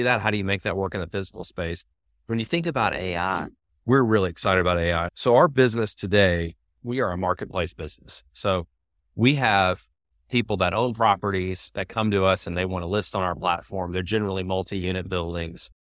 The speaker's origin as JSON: {"language": "English", "town": "Birmingham", "region": "Alabama", "country": "United States", "tie": "born or raised there", "also_born_or_lived": "San Francisco", "moved": "as an adult", "said": "I decided to move from Birmingham, my hometown, to San Francisco"}